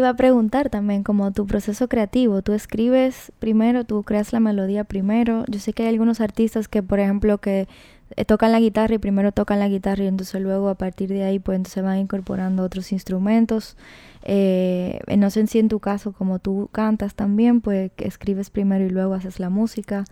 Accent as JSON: {"language": "Spanish", "country": "Dominican Republic", "said": "yo soy dominicana también"}